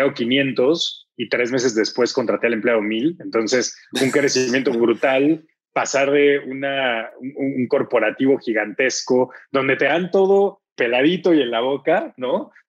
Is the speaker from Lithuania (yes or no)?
no; Mexico; mexicano, estudié ingeniería industrial y de sistemas.